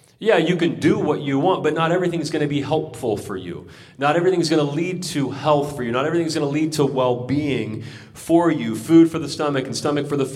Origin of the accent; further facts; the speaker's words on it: United States; in my experience growing up in Christian America